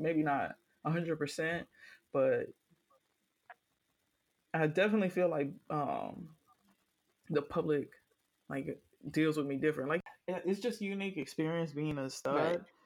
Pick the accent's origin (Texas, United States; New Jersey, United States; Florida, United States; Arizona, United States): Florida, United States; Miami; I am from Miami